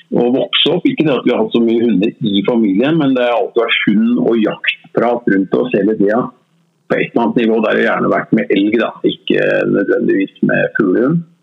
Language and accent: Norwegian; Oslo, Norway; Jeg er Oslo-gutt. Født og oppvokst på Grorud.